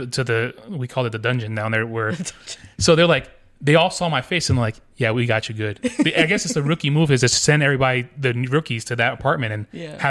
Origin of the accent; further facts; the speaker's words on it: New York City, New York, United States; when I grew up in Queens, we didn't have many trees or any greenery.